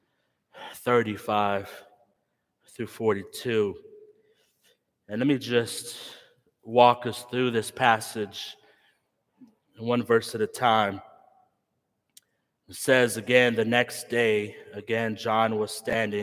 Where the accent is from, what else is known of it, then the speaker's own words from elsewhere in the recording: Chicago, Illinois, United States; I grew up in Humble Park, just south of here, with a believing mother and grandmother.